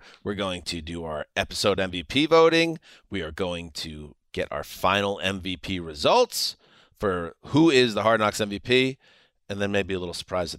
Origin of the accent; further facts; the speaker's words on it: New York, United States; I am from New York.